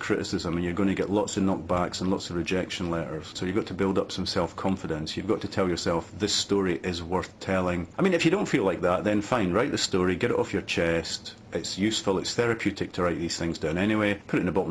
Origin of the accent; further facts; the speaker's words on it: east central Scotland, United Kingdom; moved away as an adult; also born or lived in Edinburgh; town in east central Scotland. There were only about 7,000 people in the town and everybody seemed to be related to everybody else